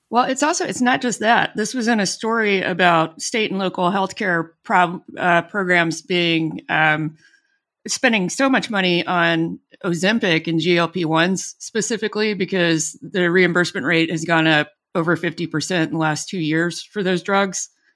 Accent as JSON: {"language": "English", "region": "Alabama", "country": "United States", "tie": "born or raised there", "moved": "yes"}